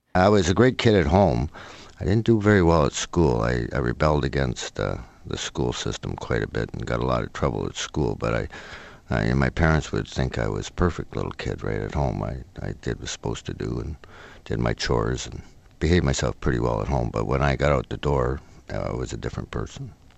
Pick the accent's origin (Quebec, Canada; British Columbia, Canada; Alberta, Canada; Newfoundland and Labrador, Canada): British Columbia, Canada; Oak Bay; I was brought up in a in Oak Bay